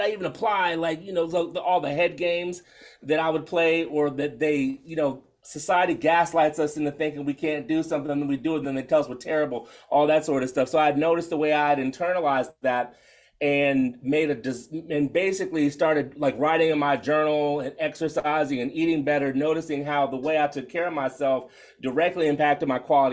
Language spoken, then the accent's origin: English; DC Metro, Maryland, United States; I grew up in Maryland, DC Metro, so DMV all the way